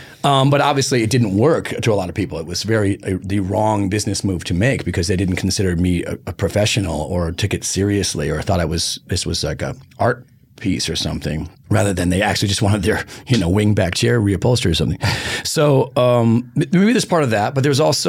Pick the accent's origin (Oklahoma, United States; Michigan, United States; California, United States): Michigan, United States; Detroit; I'm from Detroit